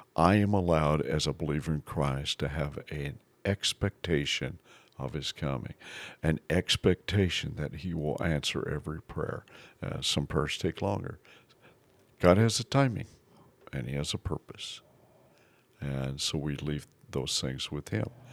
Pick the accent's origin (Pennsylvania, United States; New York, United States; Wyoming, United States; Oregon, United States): Wyoming, United States; Basin; I grew up in Basin, Wyoming.